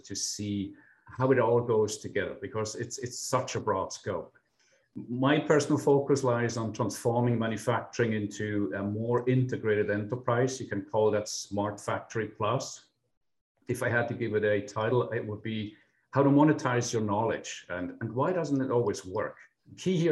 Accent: Switzerland; moved away as an adult; now in St. Louis, United States; besides my non-Midwestern accent, I'm actually from Switzerland. I spent the last 20 years here in the US

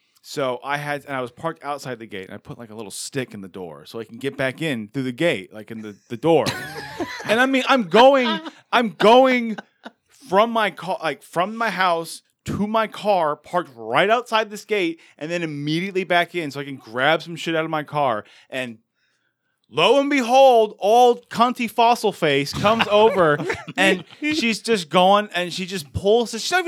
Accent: England, United Kingdom; And also, I'm English.

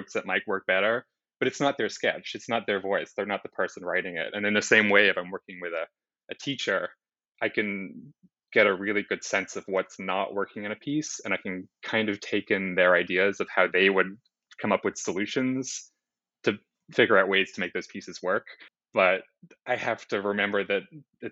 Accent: Sydney, New South Wales, Australia; moved away as an adult; also born or lived in New York; I grew up in Sydney, Australia. I moved to New York for my undergrad

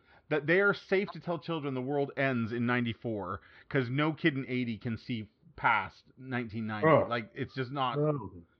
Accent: Canada; growing up in Canada, for at least Jason

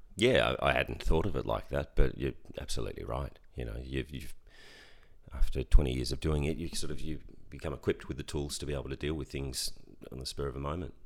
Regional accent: Ballarat, Victoria, Australia; I grew up in Ballarat.

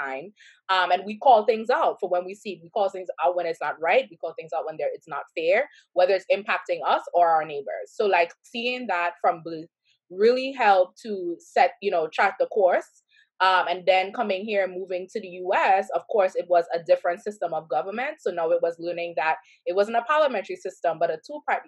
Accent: Trinidad & Tobago; now in United States; I was born and raised in Trinidad and Tobago

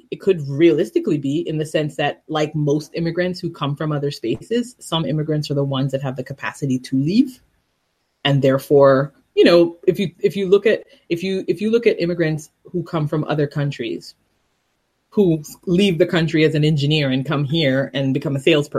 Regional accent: Jamaica; I'm from Jamaica. I'm not African American in the traditional sense, in the sense that descendants of slaves from here. We're descendants of slaves, but from Caribbean slaves.

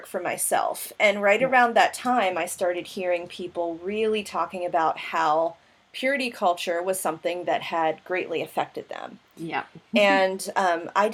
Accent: United States; growing up in America

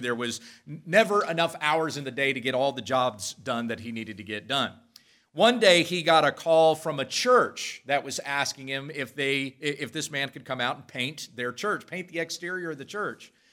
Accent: Western Kansas, United States; I grew up in Western Kansas

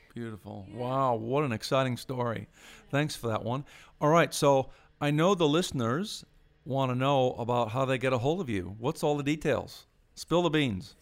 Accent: United States; moved away; I'm born in the States, but, uh, I'm an Irish citizen too

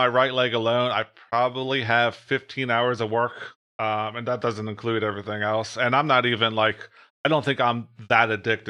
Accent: New Jersey, United States

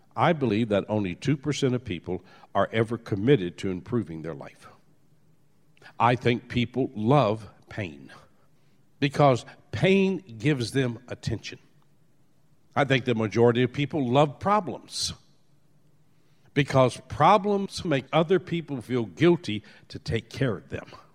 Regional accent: New Orleans, Louisiana, United States; I was born in New Orleans.

